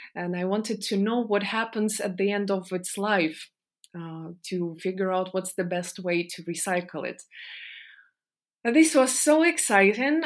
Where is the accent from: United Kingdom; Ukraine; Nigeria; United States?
Ukraine; Donetsk, Donetsk Oblast; moved away as an adult; I was born in Donetsk in the eastern part of Ukraine.